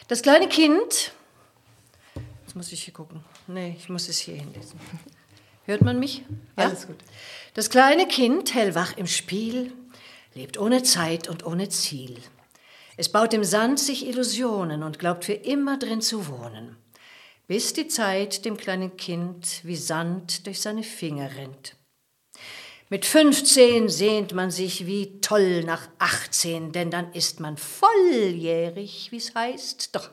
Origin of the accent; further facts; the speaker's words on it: Porto, Porto District, Portugal; ein ganz wohlhabendes Haus, in dem ich aufgewachsen war in Porto und da, da ist, liegt meine ganze Sehnsucht.